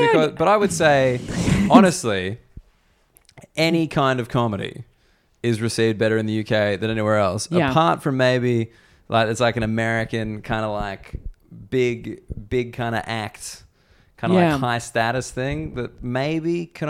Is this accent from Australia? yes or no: yes; Australia; they'd be fine with it because I'm Australian.